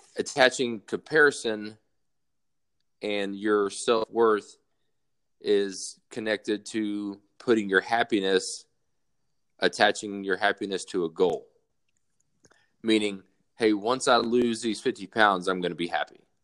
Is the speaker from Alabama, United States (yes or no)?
yes; South Alabama, United States; moved away as an adult; being born and raised in South Alabama